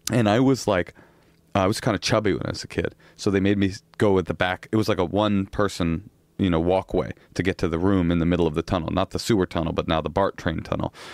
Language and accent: English; Oakland, California, United States; I'm from Oakland.